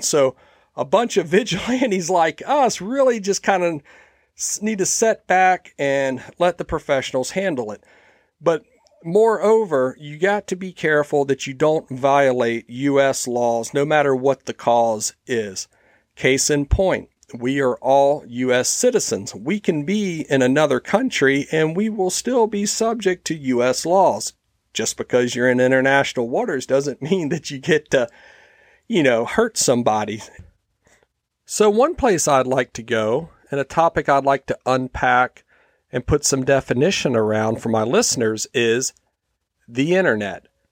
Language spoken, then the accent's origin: English; United States; especially as an American